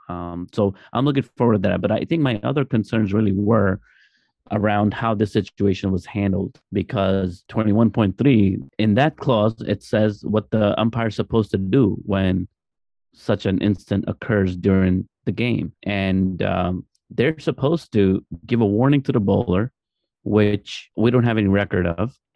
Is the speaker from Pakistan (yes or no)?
yes; Pakistan; as Pakistani